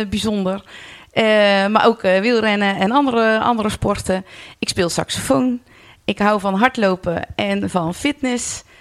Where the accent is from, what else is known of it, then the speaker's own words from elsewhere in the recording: Vught, North Brabant, Netherlands; born there; now in Oeteldonk, Netherlands; Ik ben 49 jaar en eh, geboren in Vught. En al sinds mijn studententijd woonachtig in Oeteldonk.